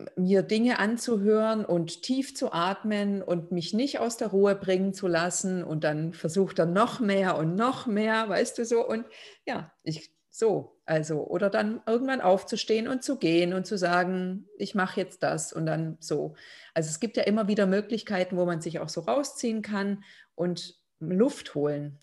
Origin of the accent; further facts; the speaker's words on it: Lithuania; moved away; Also ich aus Litauen